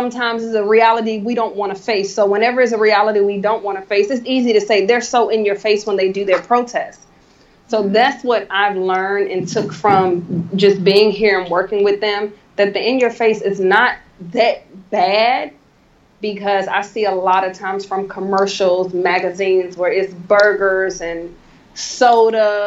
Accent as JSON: {"language": "English", "town": "Newport News", "region": "Virginia", "country": "United States", "tie": "born or raised there", "said": "growing up in Newport News"}